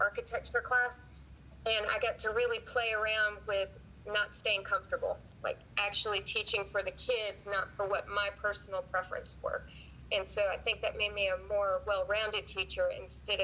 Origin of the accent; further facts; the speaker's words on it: Wilmington, North Carolina, United States; moved away as an adult; also born or lived in Washington, D.C. area / Chattanooga, Tennessee; I grew up in Wilmington, my later years was in Wilmington, North Carolina. My dad worked for the government, so we lived right outside of Washington, D.C. until sixth grade. Moved to Wilmington, North Carolina until 12th